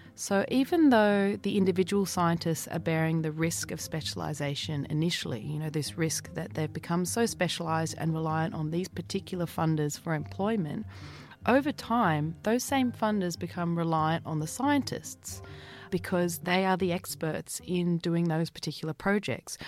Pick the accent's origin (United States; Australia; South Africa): Australia; we as Australian people